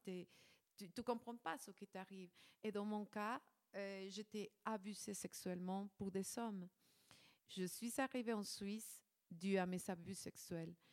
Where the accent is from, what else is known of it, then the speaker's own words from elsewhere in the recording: Ecuador; moved away; je, je viens de l'Équateur.